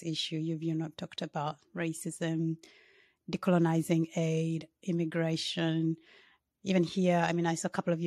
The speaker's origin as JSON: {"language": "English", "country": "Uganda", "said": "I'm from Uganda"}